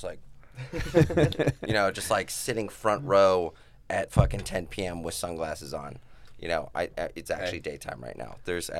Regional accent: Las Vegas, Nevada, United States; that was our environment growing up in Vegas.

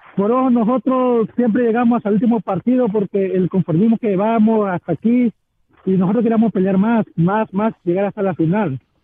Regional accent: Mexico; now in North Carolina, United States; Yo soy mexicano

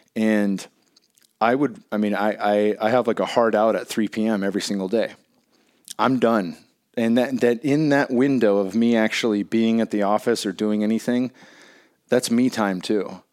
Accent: Bay Area, California, United States; growing up in the Bay Area

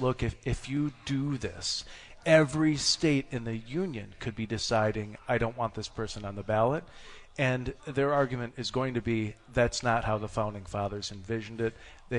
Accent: Frankenmuth, Michigan, United States; I'm from Frankenmuth originally.

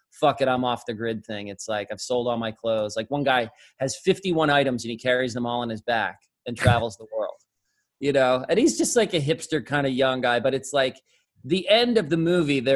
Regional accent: New York, United States; I'm a kid from New York

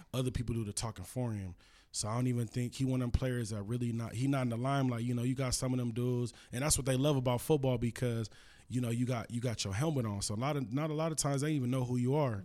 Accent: Los Angeles, California, United States; I'm from L A, you know, I'm from Cali

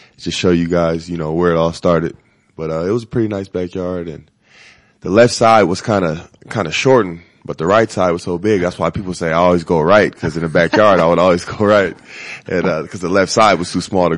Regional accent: Los Angeles, California, United States; moved away as an adult; also born or lived in Austin, Texas; now in Denver, United States; I grew up in a Crenshaw district

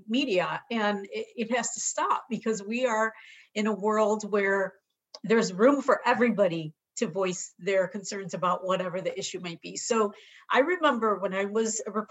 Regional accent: Chicago, Illinois, United States; now in San Diego, United States; I was born and raised in Chicago in a very urban, multicultural setting

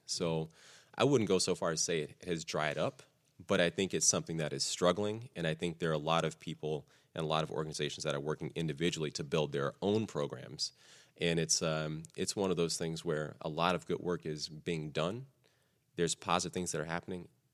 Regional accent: Texas, United States; I grew up in Texas

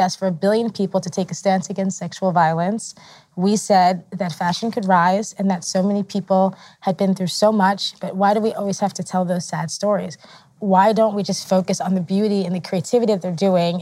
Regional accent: New York City, New York, United States; I am American, grew up in New York, like Rosario, New York

